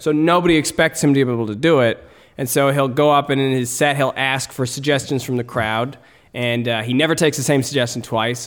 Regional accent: Canada; as Canadian comedians

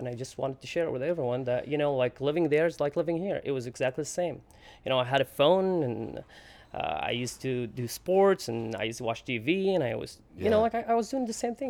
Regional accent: Homs, Homs Governorate, Syria; moved away as an adult; also born or lived in Damascus, Syria / San Diego, United States; now in United States; That's where I was born. I was raised in Homs, Syria, which is the biggest city in Syria.

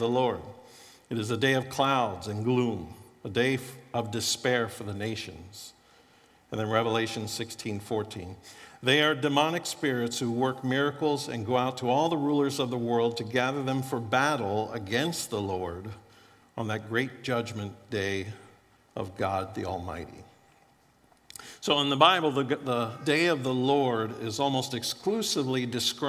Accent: Florida, United States; moved away; I grew up in Florida and was pretty poor growing up

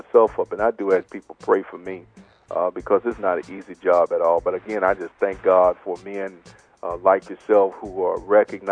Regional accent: Marlin, Texas, United States; I'm from Little Marlin, Texas, down south of Waco

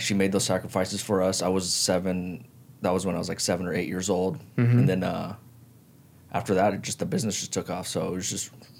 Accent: Las Vegas, Nevada, United States; born or raised there; also born or lived in Hawaii, United States

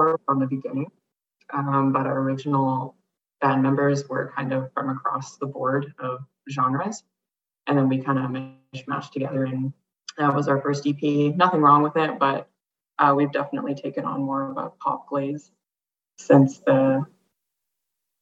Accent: Ontario, Canada; moved away as an adult; now in Edmonton, Canada; just moved to Edmonton. I'm from Ontario, so that was in 2015.

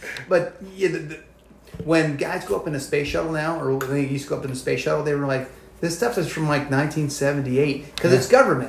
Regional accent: New Jersey, United States; I'm not a European American. I'm just an American from New Jersey. That's where I'm from.

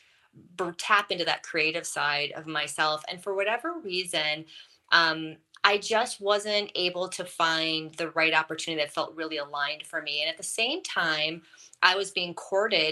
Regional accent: Wisconsin, United States; I'm from Wisconsin

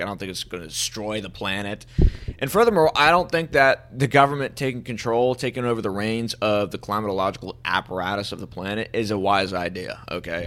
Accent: United States; being an American

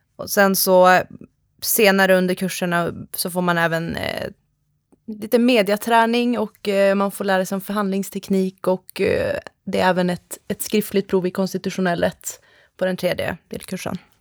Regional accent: Skellefteå, Västerbotten County, Sweden; moved away as an adult; also born or lived in Uppsala / Tampa, Florida; Jag kommer ursprungligen ifrån eh, Skellefteå uppe i Norrland, men flyttade ner till Uppsala för att läsa på ljusprogrammet där

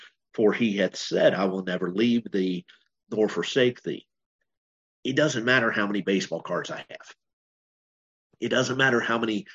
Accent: United States; also born or lived in Bowling Green, Kentucky; I'm an American

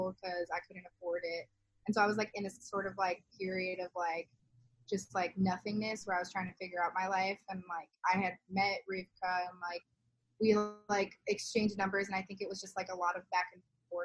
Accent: Kenosha, Wisconsin, United States; It was my hometown

